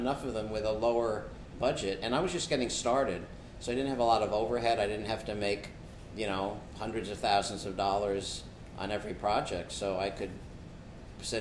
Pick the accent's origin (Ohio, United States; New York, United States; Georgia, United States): New York, United States; New York City; when I grew up in Riverdale, we lived next door to Richard